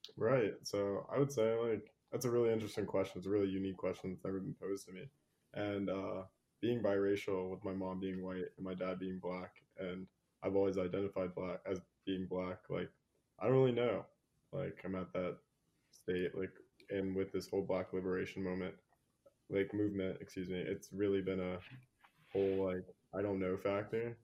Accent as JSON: {"language": "English", "region": "Virginia", "country": "United States", "tie": "born or raised there", "said": "I grew up in Virginia"}